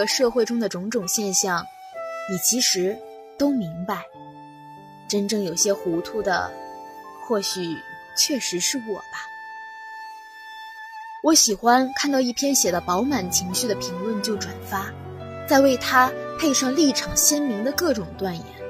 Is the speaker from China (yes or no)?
yes; Guangzhou, Guangdong, China; moved away as an adult; now in Nanjing, China; 来自广东广州。我在南京大学，距离我的家乡一千三百六十七公里。